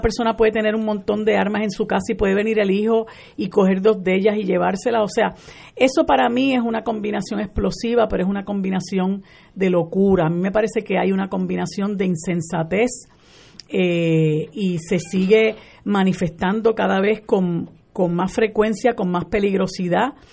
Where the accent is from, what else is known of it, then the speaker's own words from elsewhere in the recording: Puerto Rico; nosotros como puertorriqueños